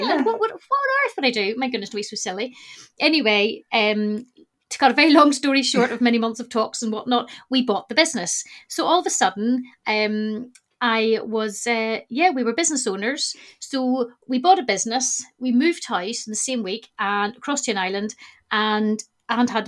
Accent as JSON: {"language": "English", "region": "Northern Ireland", "country": "United Kingdom", "also_born_or_lived": "Glasgow", "moved": "as an adult", "said": "I am actually originally from Northern Ireland. But I moved to Glasgow when I was 19 because I went to uni there."}